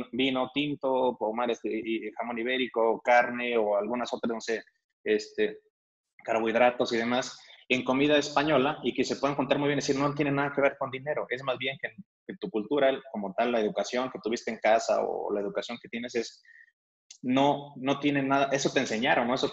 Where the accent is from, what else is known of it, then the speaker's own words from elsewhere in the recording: Mexico; Y, ellos como que normalmente aquí, alguien como mexicano, los generales, digo de nuevo, es como que vemos que el vino tinto es algo caro, ¿no?